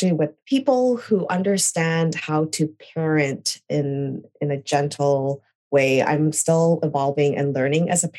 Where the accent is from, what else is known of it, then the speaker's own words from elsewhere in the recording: Canada; moved away as an adult; also born or lived in California, United States; now in New York, United States; I'm originally Canadian. I was born in California, but I moved to Canada when I was 2